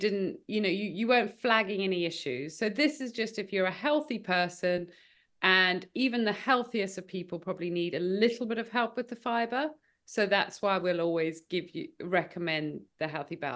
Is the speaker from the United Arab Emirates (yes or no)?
no; South Africa; now in United Kingdom; I grew up in South Africa, and I definitely had a healthier upbringing in South Africa